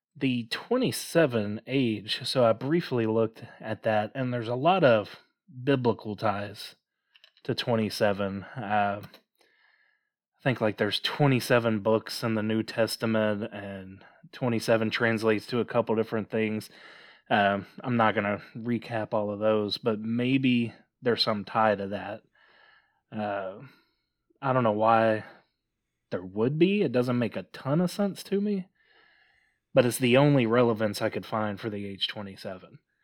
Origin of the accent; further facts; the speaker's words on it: Mississippi, United States; growing up in Mississippi, uh, we're only about thirty minutes away from a story of ….